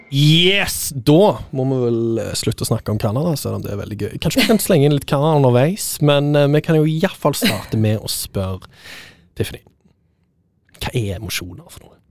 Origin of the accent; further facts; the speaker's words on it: Stavanger, Rogaland, Norway; moved away; Jeg er jo fra Stavanger